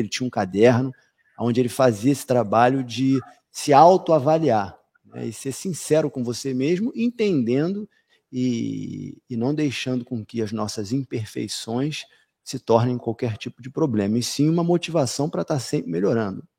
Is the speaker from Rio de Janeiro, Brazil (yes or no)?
yes; Rio de Janeiro, Brazil; nós que somos cariocas do Rio de Janeiro